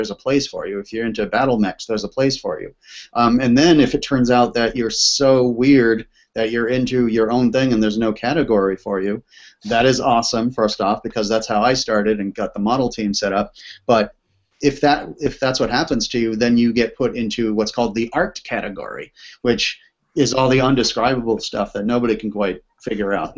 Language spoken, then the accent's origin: English; East Coast, United States; now in Seattle, United States; I am from the East Coast